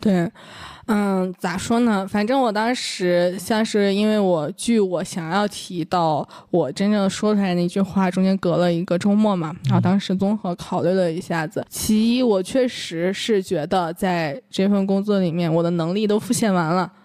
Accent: Northeast China, China; 我是东北人

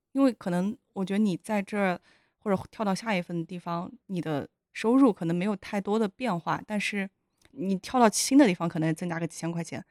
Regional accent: Yunnan, China; moved away; 我是云南人

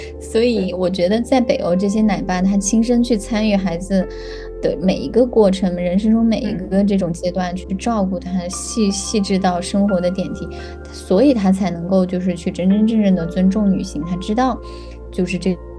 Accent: China; now in Sweden; 就跟我们国内也有嘛，

